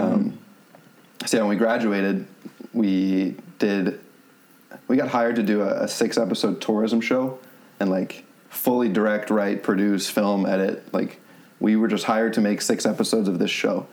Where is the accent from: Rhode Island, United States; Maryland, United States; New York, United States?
Rhode Island, United States; moved away as an adult; also born or lived in Florida / Louisiana; we're from Rhode Island